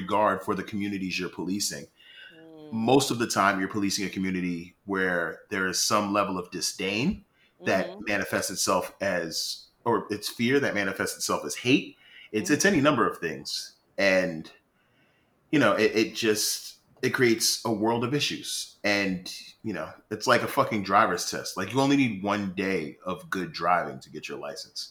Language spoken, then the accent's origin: English; New York City, New York, United States; I am from Far Rock away. I grew up in Jamaica.